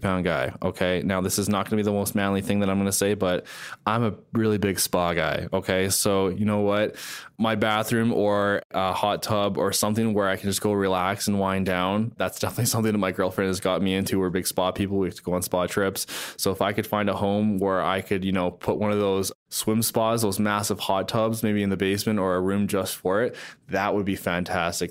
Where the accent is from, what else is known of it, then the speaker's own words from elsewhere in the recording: Calgary, Alberta, Canada; also born or lived in Surrey, British Columbia; Born in Surrey, BC, the Vancouver area. Moved to Calgary actually when I was quite young. So I do consider myself a Calgarian